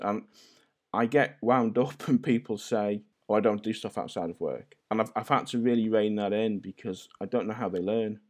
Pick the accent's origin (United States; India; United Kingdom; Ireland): United Kingdom; St Asaph, Wales; But yeah, I am Welsh, fully Welsh. I don't sound Welsh. No one does in North Wales. We all sound Scouse.